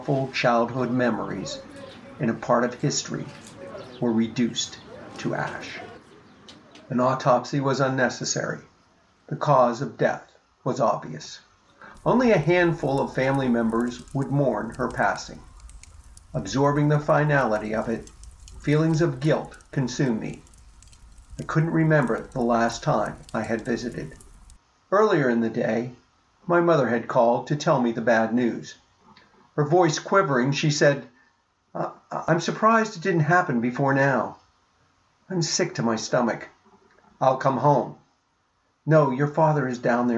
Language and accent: English; Pittsburgh, Pennsylvania, United States; I was born in Pittsburgh and I've lived here all my life.